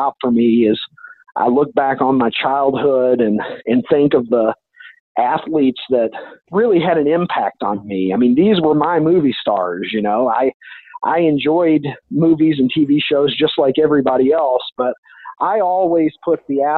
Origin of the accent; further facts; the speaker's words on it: Kentucky, United States; I'm from Kentucky